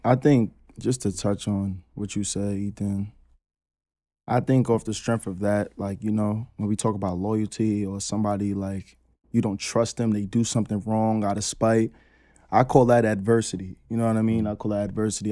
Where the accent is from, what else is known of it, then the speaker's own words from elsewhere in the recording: New York City, New York, United States; growing up in Queens, on Ravenswood